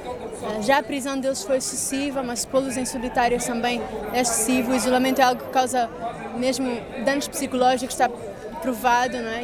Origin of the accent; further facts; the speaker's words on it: Angola; sou angolana